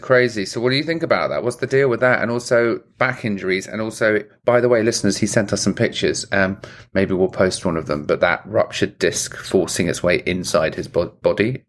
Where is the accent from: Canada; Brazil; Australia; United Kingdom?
United Kingdom; England; I'm English